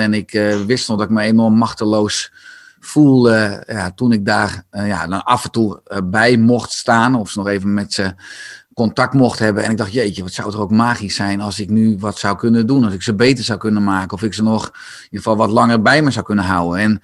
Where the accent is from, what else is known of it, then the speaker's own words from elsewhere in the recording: Beverwijk, North Holland, Netherlands; Ik ben geboren en getogen in, Beverwijk